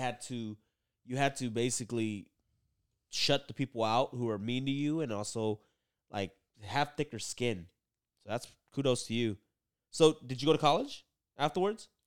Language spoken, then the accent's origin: English; Oakland, California, United States; first language Vietnamese; English is a second language; also born or lived in San Leandro; I grew up in Oakland